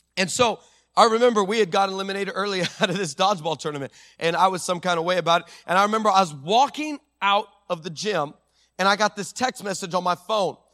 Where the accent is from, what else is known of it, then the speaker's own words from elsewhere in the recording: El Paso, Texas, United States; my hometown, uh, um, in, in the nine one five in El Paso